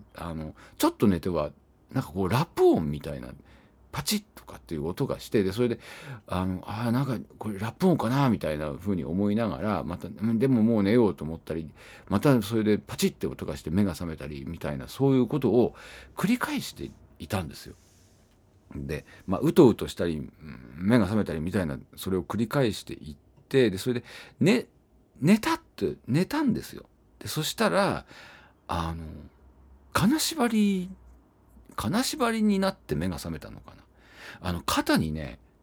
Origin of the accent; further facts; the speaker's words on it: Iwate, Japan; now in Tokyo, Japan; 僕のね出身地が岩手なんですけども